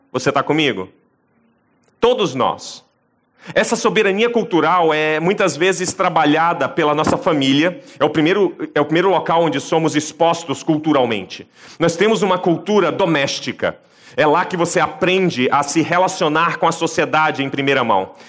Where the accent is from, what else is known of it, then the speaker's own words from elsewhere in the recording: Brazil; da nossa cultura como brasileiros